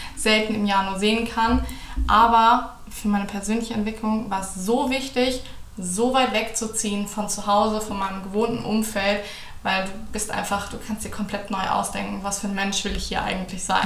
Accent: Hamburg, Germany; also born or lived in Bonn; now in Cologne, Germany; ich komme auch aus der Nähe von Hamburg

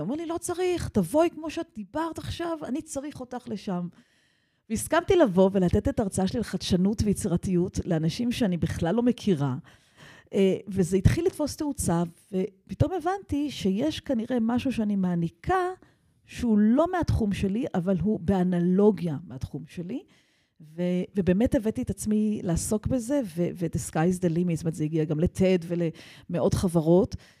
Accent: Israel; also born or lived in United States / Jerusalem / London; אני חוזרת הביתה לישראל

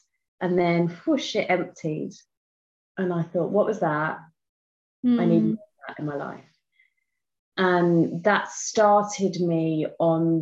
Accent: United Kingdom; I am from England, just outside London, which you may hear from my accent

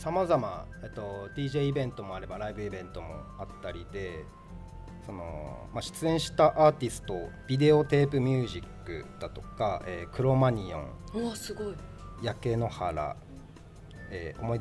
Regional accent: Hakodate, Hokkaido, Japan; 函館山のふもとで生まれ育ちましたね

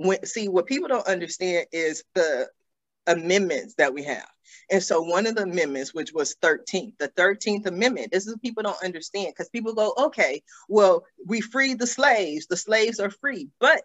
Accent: Los Angeles, California, United States; I grew up in Los Angeles.

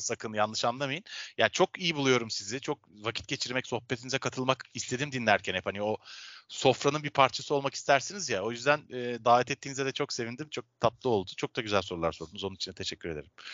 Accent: Istanbul, Turkey; ben Avrupa yakasında doğdum, büyüdüm, yaşıyorum.

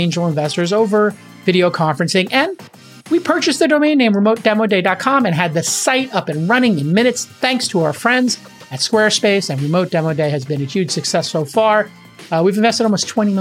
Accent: New York City, New York, United States; moved away as an adult; also born or lived in Manhattan; a former New Yorker growing up in Brooklyn and living in Manhattan as an adult

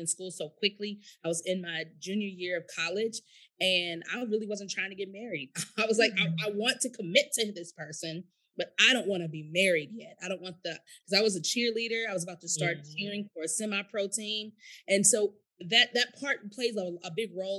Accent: St. Louis, Missouri, United States; I'm from St. Louis

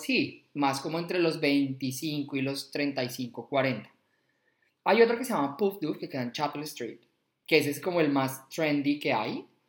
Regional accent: Bogotá, Colombia; moved away as an adult; now in Australia; soy de Bogotá nacía ya hace 37 años

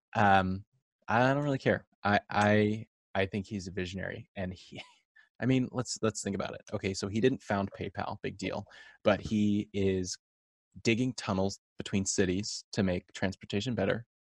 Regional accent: Orange County, California, United States; born or raised there

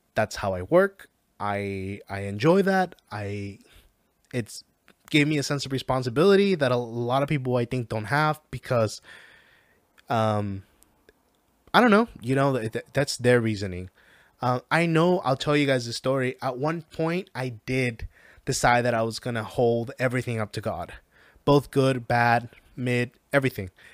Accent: Mexico; I am from Mexico.

